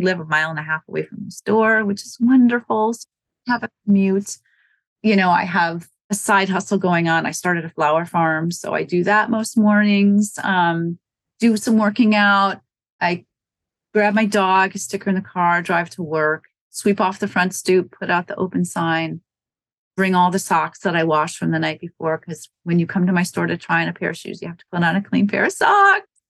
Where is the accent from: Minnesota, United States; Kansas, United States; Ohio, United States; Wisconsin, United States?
Wisconsin, United States; also born or lived in Norwood, Massachusetts; now in Massachusetts, United States; I'm not from New England. I'm from Wisconsin. I'm from a small town